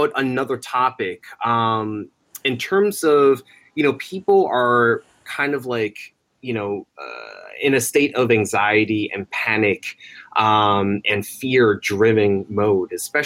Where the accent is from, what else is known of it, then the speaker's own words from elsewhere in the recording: New Jersey, United States; in the town that I was born in New Jersey